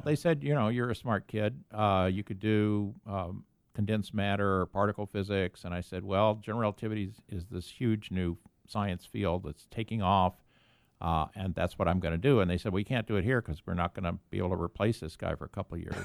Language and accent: English; Columbia, Missouri, United States; moved away as an adult; also born or lived in Stanford, California; now in San Diego, United States; I was born and raised in Columbia, Missouri